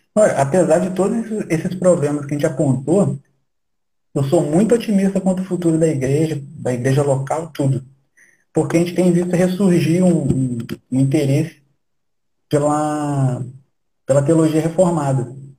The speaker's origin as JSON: {"language": "Portuguese", "country": "Brazil", "said": "Nós somos brasileiros e vamos continuar brasileiros"}